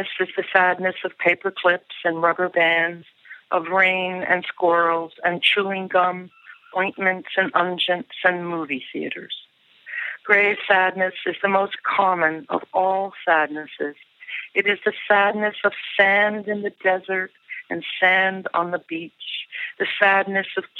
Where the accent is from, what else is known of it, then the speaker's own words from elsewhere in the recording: United States; I'm an American poet and essayist